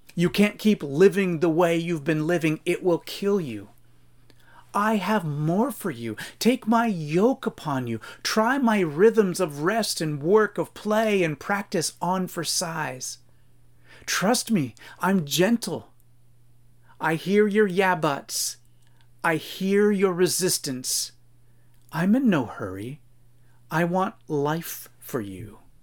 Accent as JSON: {"language": "English", "country": "United States", "said": "American Christian readers"}